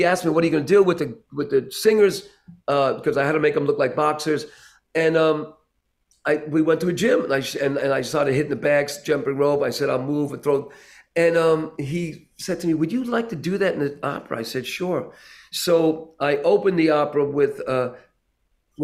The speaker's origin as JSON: {"language": "English", "country": "Puerto Rico", "said": "being Puerto Rican"}